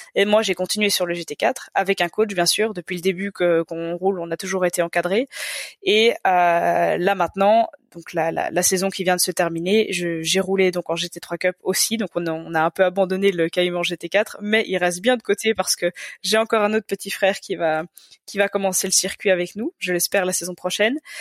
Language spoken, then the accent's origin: French; Belgium; je suis belge